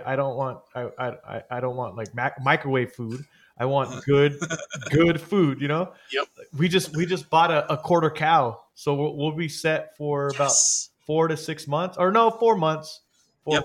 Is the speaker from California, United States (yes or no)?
yes; San Jose, California, United States; also born or lived in Los Banos, California; I grew up in Eastside San Jose and Eastside San Jose is not the best area